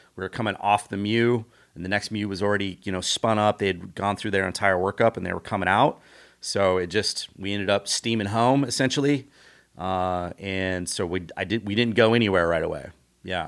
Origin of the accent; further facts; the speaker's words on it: Los Osos, California, United States; I grew up on the Central Coast of California, on a small town called Los Losos.